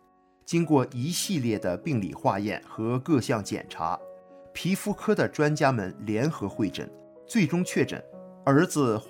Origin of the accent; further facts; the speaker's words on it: Northeast China, China; 大家好，我是东北人，今年六十一岁了，